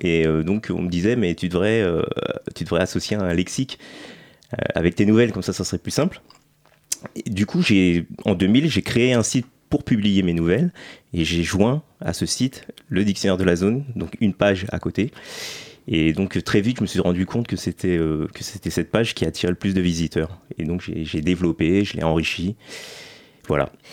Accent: Massy, Île-de-France, France; also born or lived in Paris; je suis né à Paris, mais j'ai, parce qu'on naissait à Paris à l'époque, euh, parce qu'il y avait pas trop d'hôpitaux dans les banlieues. Donc, dans le sud, euh, dans le sud, donc Massy, dans le quatre-vingt-onze

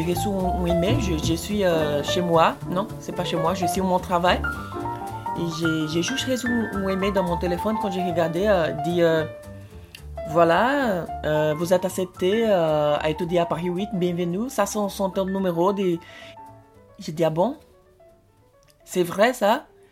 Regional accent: Brazil; French is a second language; moved away as an adult; now in France; je suis brésilien

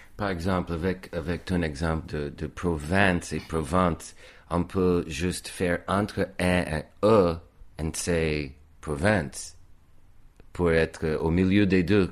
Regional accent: United States; accent: American; French is a second language; moved away as an adult; now in France; mon accent était très américain comme il est aujourd'hui.

